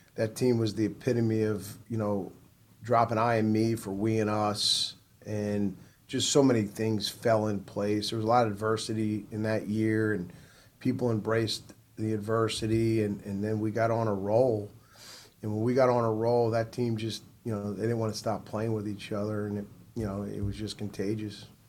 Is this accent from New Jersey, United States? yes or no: yes; New Jersey, United States; now in South Carolina, United States; I'm originally from New Jersey.